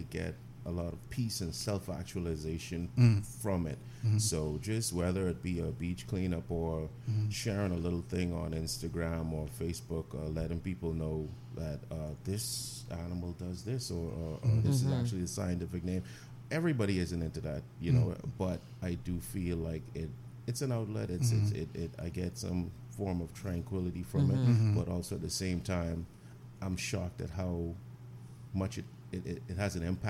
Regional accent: Grand Bahama, Bahamas; I'm from Grand Bahama, born and raised.

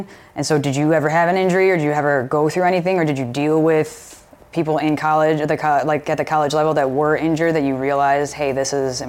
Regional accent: Chicago, Illinois, United States; moved away; I was from Chicago.

